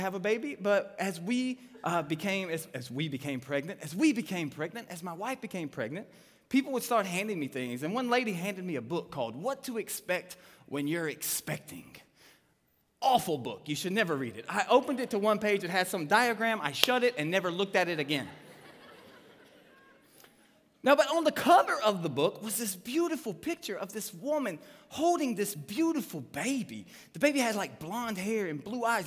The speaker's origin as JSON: {"language": "English", "area": "Trousdale County", "region": "Tennessee", "country": "United States", "said": "I'm from Trousdale County, Tennessee."}